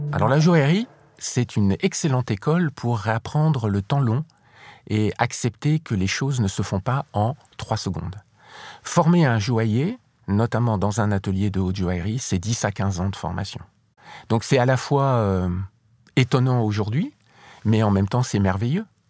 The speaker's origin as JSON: {"language": "French", "country": "France", "said": "Lorsqu'on est français"}